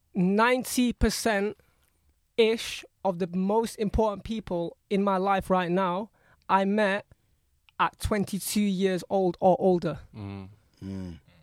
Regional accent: Jakarta, Indonesia; I'm um, born in Indonesia, in Jakarta, capital of Indonesia.

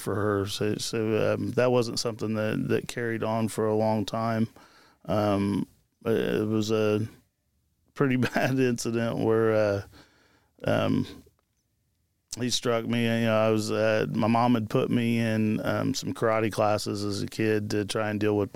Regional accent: Marion, Indiana, United States; also born or lived in Jonesboro, Indiana / Florida; I'm originally from Marion, Indiana. That's where I'm born and raised

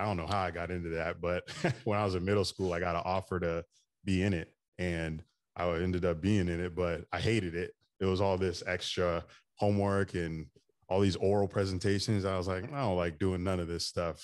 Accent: Daytona Beach, Florida, United States; I grew up in Daytona Beach, Florida, so I've been in Florida pretty much my whole life

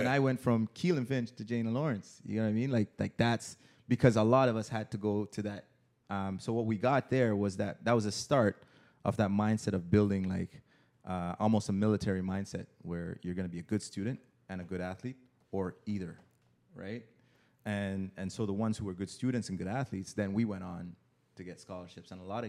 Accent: Jamaica; now in Canada; Because, for example, a guy like myself, like yeah, I landed when I came from Jamaica. I landed at Vaughan and Oakwood.

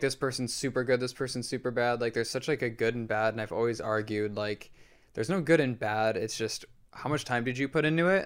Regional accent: Rochester Hills, Michigan, United States; born or raised there; moved away

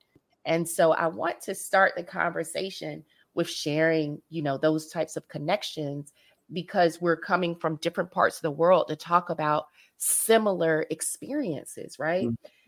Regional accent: North Carolina, United States; accent: American; I grew up in North Carolina, but my family is all over the country, mainly on the East Coast and Midwest.

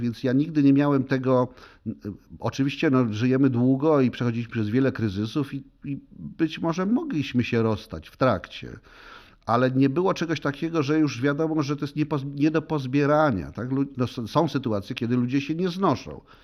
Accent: Poland; first language Polish; w moim ojczystym języku

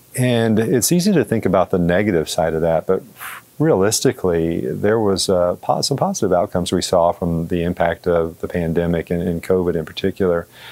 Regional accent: Georgia, United States; moved away as an adult; also born or lived in Florida; now in Missouri, United States; I grew up in Georgia

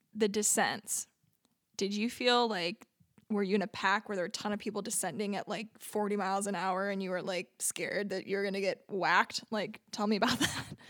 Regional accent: Ramona, California, United States; I grew up in Ramona

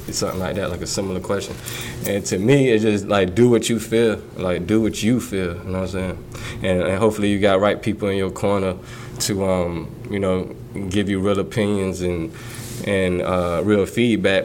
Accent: Portsmouth, Virginia, United States; moved away as an adult; now in London, United Kingdom; That's Portsmouth. That's why I was raised

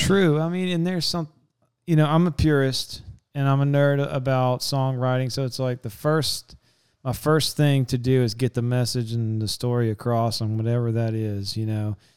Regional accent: Southeast Texas, United States; we're from Southeast Texas

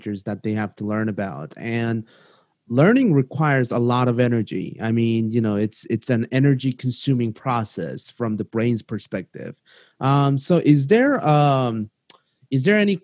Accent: Seoul, South Korea; now in United States; I am from South Korea. I was born in Seoul, which is one of the biggest cities in the world.

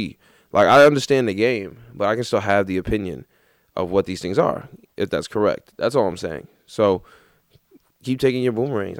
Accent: New York City, New York, United States; I just remember thinking, like, man, I'm really from Queens.

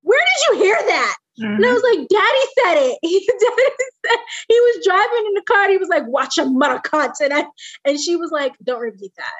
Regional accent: Southern Maryland, United States; also born or lived in Washington, District of Columbia, United States; I grew up in Southern Maryland. So born in DC, raised in DC up until a certain point, and then we moved to Southern Maryland

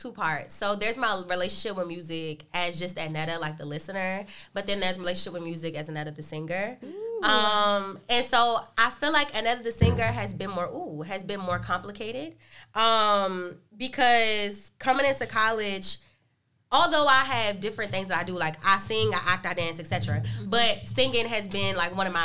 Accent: Washington, District of Columbia, United States; I'm from Northeast DC, born and raised.

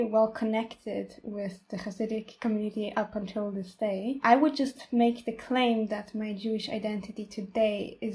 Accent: Vienna, Austria; I was born and raised in Vienna most of my life.

